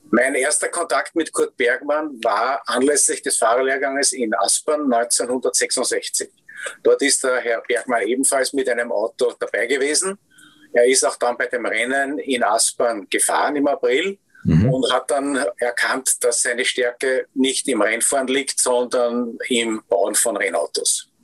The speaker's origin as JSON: {"language": "German", "country": "Austria", "said": "wo wir als Österreicher ja bekannt dafür waren"}